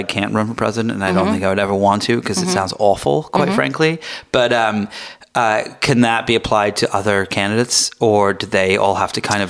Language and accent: English; United Kingdom; now in United States; I'm British